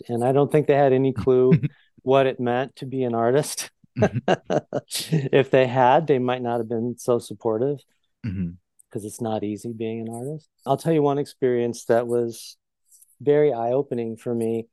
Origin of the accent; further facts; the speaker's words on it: Belleville, Illinois, United States; also born or lived in East St. Louis, Illinois; now in Chicago, United States; I'm from Southern Illinois